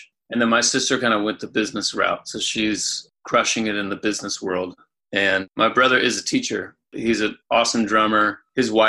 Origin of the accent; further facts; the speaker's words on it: Anderson, Indiana, United States; I grew up in Indiana, in Anderson